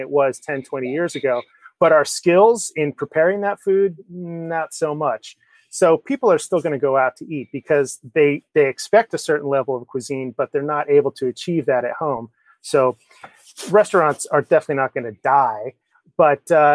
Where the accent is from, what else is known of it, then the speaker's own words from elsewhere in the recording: Kinnelon, New Jersey, United States; I grew up in Northeast New Jersey.